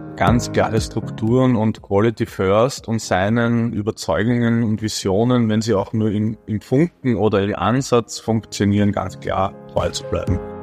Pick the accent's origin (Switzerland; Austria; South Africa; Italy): Austria; Baden, Lower Austria; ich als zwar gebürtiger Badener, aber nie in Baden arbeitender